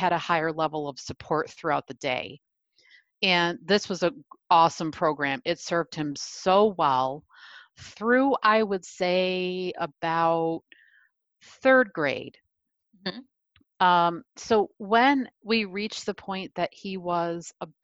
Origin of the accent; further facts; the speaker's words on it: New York, United States; I'm from New York